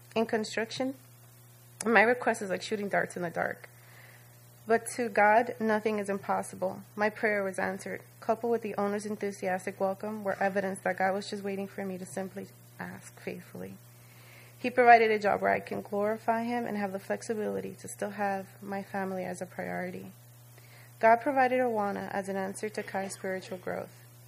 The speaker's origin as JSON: {"language": "English", "country": "Dominican Republic", "first_language": "Spanish", "second_language": "English", "moved": "yes", "said": "learning my culture, speaking my native tongue so fluently."}